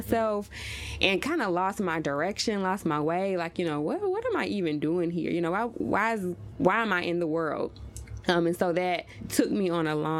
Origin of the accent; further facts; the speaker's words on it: Oxford, Mississippi, United States; now in Nashville, United States; I grew up in Oxford, Mississippi